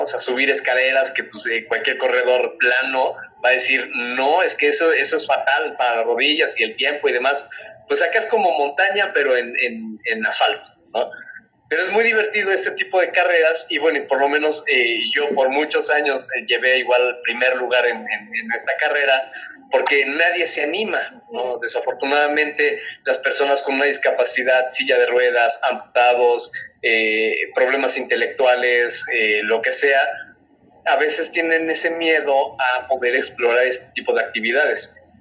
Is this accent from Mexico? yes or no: yes; Mexico; Soy el primer mexicano amputado en correr carreras